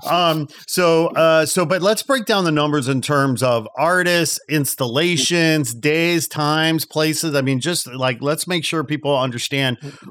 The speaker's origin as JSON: {"language": "English", "area": "outside Chicago", "region": "Indiana", "country": "United States", "tie": "born or raised there", "moved": "yes", "said": "I'm a Midwest boy myself, having been uh, born and raised in Indiana outside Chicago."}